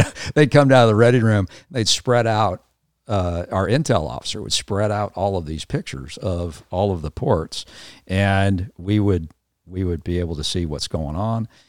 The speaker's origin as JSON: {"language": "English", "town": "Los Angeles", "region": "California", "country": "United States", "tie": "born or raised there", "also_born_or_lived": "Atlanta, Georgia", "moved": "yes", "said": "I grew up in Southern California, um, was the kind of, you know, San Fernando Valley kid"}